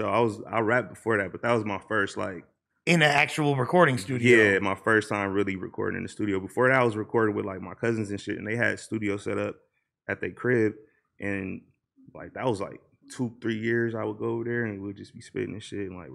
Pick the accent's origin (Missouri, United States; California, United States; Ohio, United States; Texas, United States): California, United States; Los Angeles; I'm from Watts, bro. Like my granny stayed on like 84th and Van Ness and shit.